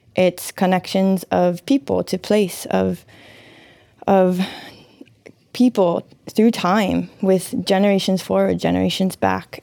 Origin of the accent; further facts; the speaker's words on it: Hawaii, United States; these times that we're in as Hawaiian people